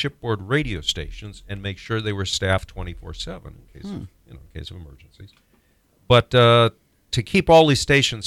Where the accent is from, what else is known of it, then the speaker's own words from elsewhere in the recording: Illinois, United States; also born or lived in Texas Panhandle, Texas; I was born in the Panhandle of Texas, but I grew up in the Quad Cities in Illinois, only in Illinois